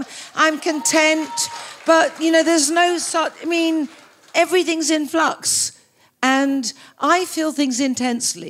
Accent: Australia; being Australian

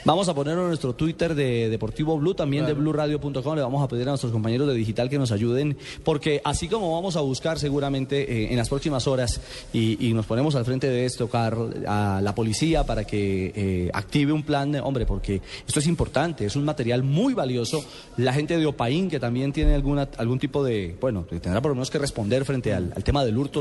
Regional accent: Colombia; como colombiano

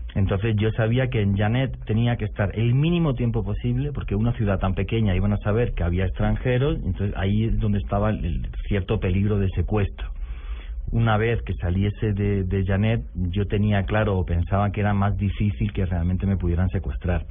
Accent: Granada, Andalusia, Spain; mi ciudad, que es Granada, que está al sur de España, ...en una región que se llama Andalucía

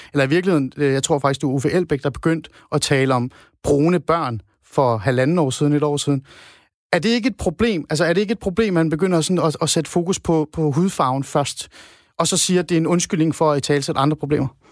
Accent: Iran; now in Denmark; jeg kommer oprindeligt fra Iran, som en, et brun dansker

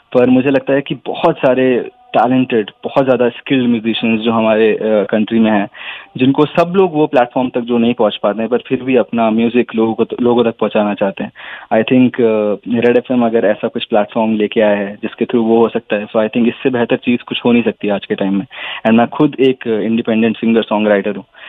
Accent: Lakhimpur, Uttar Pradesh, India; moved away; मैं उत्तर प्रदेश से हूँ लखनऊ के पास एक जगह है लखीमपुर तो मैं वहाँ से हूँ

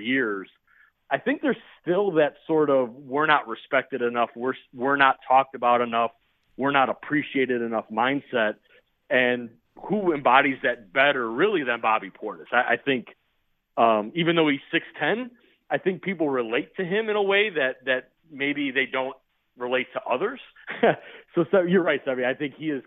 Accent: Chicago, Illinois, United States; I grew up in Chicago

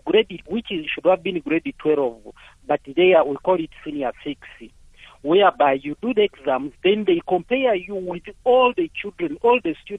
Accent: Uganda; now in Mpumalanga, South Africa; I wanted to talk on my background, all the way we started in my country, in Uganda.

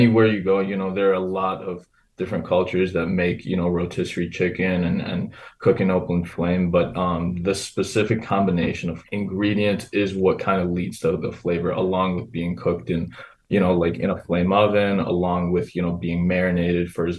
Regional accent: United States; Me having grown up as here in the United States

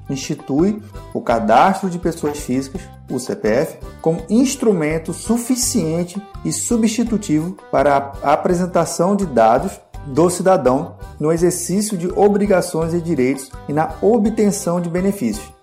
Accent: Rio de Janeiro, Brazil; moved away; also born or lived in Pernambuco; Eu que sou natural do Rio de Janeiro, eu tenho duas carteiras de identidade. Eu tenho uma do Rio de Janeiro e uma de Pernambuco.

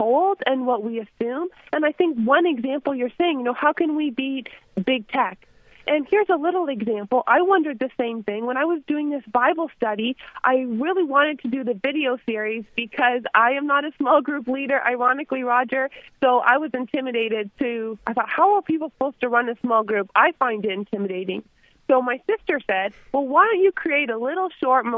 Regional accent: Canada; I'm a Canadian

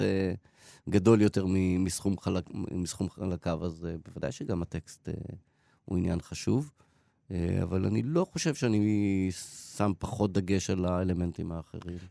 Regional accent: Haifa, Haifa District, Israel; אני גדלתי בקריית חיים

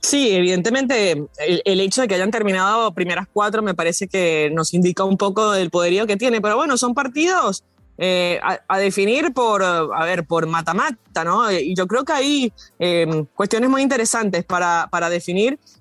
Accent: Venezuela; yo como venezolana

